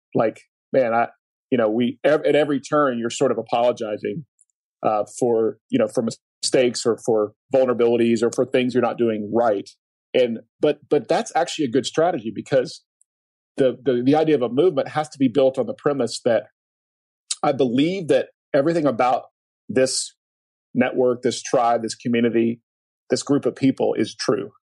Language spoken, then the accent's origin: English; Oklahoma, United States; I grew up in Oklahoma